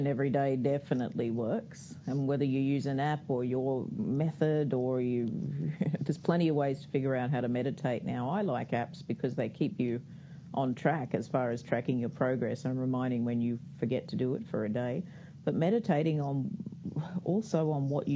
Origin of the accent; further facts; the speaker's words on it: Australia; I'm Australian, so a lot of the resources are Australian, but we still speak English out here